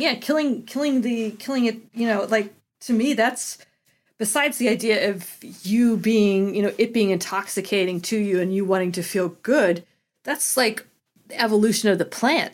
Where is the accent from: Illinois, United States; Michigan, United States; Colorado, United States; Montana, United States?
Colorado, United States; growing up in Colorado